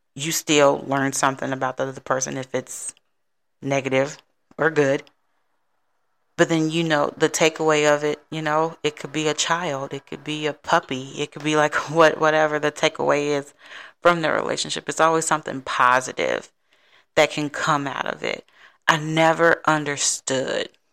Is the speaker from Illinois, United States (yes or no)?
yes; Chicago, Illinois, United States; now in Texas, United States; my hometown of Chicago